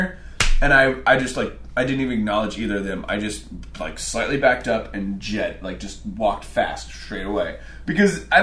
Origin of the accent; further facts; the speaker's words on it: Midwest, United States; being a Midwesterner sometimes in a city like